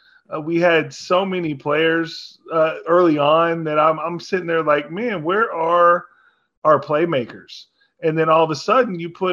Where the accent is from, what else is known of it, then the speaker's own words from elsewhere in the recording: Arlington, Texas, United States; I am 37 years old. I'm from Arlington, Texas. And I went to Texas Tech from 2007 to 2010.